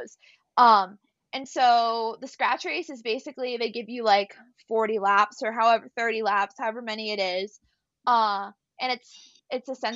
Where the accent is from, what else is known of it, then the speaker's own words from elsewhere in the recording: United States; I'm coming over from America